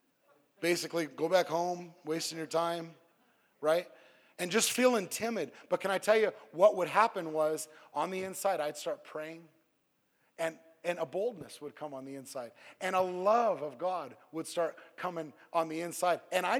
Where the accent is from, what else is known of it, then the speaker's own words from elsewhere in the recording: Southern California, United States; moved away as an adult; I'm from Southern California